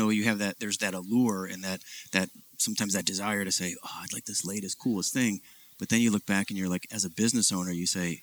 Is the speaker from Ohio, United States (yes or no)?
yes; Ohio, United States; also born or lived in Detroit, Michigan; I was born in Detroit, grew up in Ohio